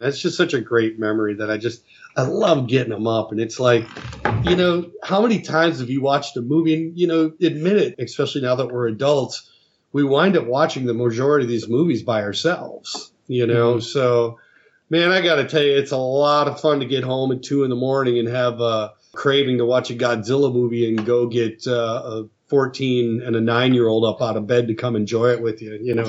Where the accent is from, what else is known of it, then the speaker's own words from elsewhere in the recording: Minneapolis, Minnesota, United States; we were coming home from, I grew up in Minneapolis